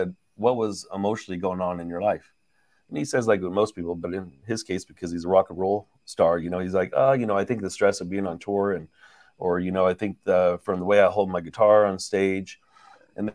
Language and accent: English; San Francisco Bay Area, California, United States; now in Los Angeles, United States; we're from the San Francisco Bay Area originally